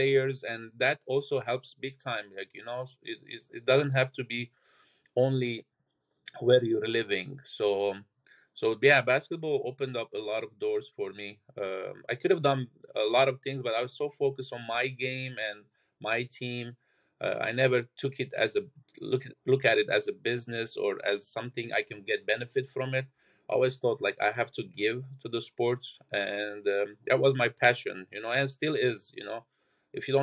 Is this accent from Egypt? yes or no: no; Lebanon; moved away; I'm originally from Lebanon. I played there for 18 years professional